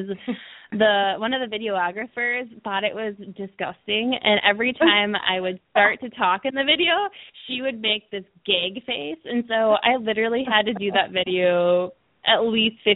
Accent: Milwaukee, Wisconsin, United States; now in California, United States; where I grew up in Milwaukee, Wisconsin

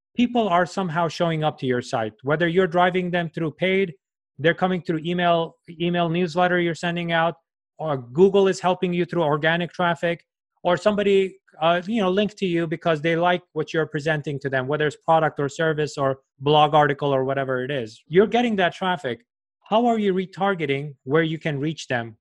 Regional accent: New York, United States; I'm from New York

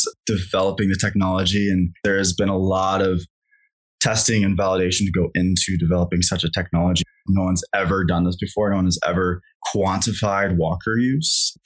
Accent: Kansas, United States; moved away; also born or lived in Colorado; I grew up in Kansas, so I have a lot of friends there

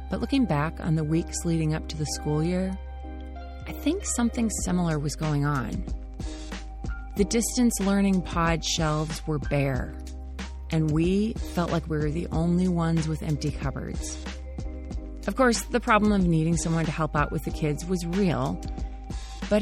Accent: United States; I'm an American, used to a life of abundance

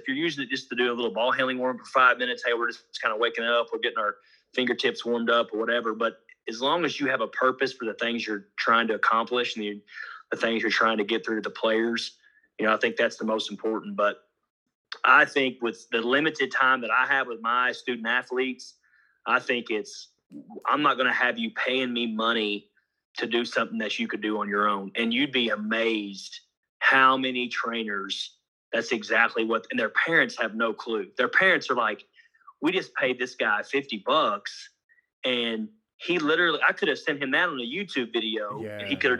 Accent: Honolulu, Hawaii, United States; born there; And I was born in Honolulu, Hawaii, because my dad was a military guy.

